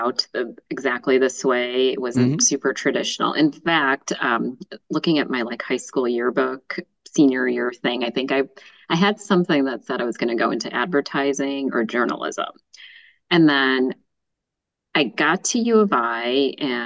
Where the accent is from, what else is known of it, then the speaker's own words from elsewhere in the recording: suburbs of Chicago, Illinois, United States; I've lived here my whole life in the suburbs of Chicago